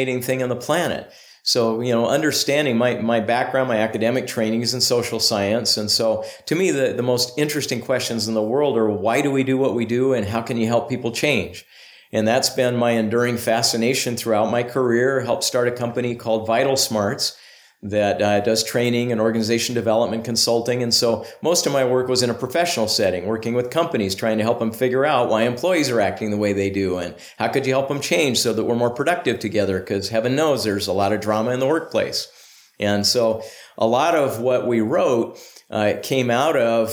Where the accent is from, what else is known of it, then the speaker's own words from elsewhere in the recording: Bay Area, California, United States; moved away as an adult; also born or lived in Ventura, California; now in Utah, United States; I grew up mostly in the Bay Area.